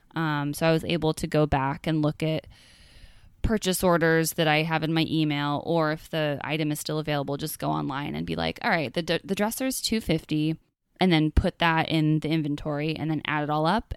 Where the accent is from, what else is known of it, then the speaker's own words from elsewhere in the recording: Northern California, United States; moved away; I grew up in California, in Northern California